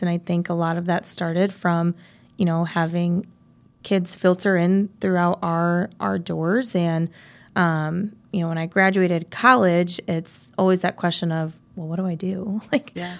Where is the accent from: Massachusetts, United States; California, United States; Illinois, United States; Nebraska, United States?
Illinois, United States; South Elgin; So I am from South Elgin, Illinois. Um, I grew up, uh, I was actually homeschooled um, in elementary school